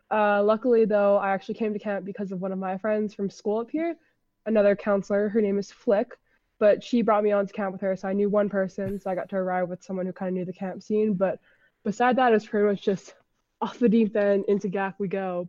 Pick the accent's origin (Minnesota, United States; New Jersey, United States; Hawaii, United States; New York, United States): Hawaii, United States; Honolulu; moved away as an adult; now in Washington, D.C., United States; I'm originally from Honolulu, Hawaii, but I go to school in Washington, D C at American University